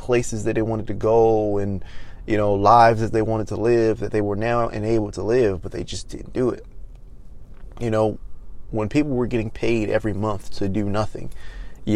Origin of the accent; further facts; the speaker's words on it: Maryland, United States; moved away; my home state, Maryland, which I don't live in Maryland anymore